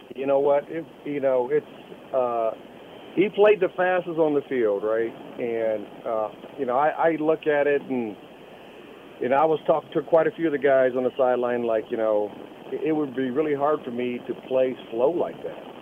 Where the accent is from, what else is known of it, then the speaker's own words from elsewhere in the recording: Fort Wayne, Indiana, United States; Fort Wayne, my hometown